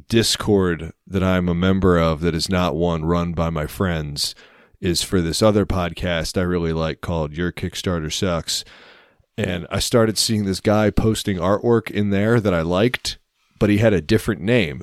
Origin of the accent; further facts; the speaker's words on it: United States; And the fact that I did grow up like, what, 10 miles from Pennsylvania.